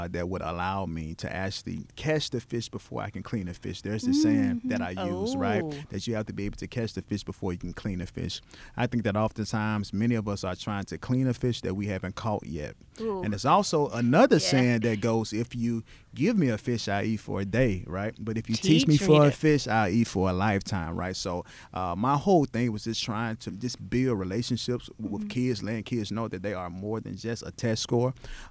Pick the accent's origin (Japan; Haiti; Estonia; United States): United States; Coldwater, Mississippi; moved away as an adult; also born or lived in Jackson, Mississippi; now in Memphis, United States; my hometown, Coldwater, Mississippi